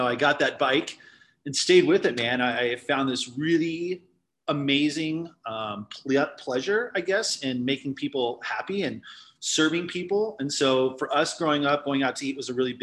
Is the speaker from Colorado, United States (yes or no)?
yes; Littleton, Colorado, United States; I'm a fourth generation Colorado native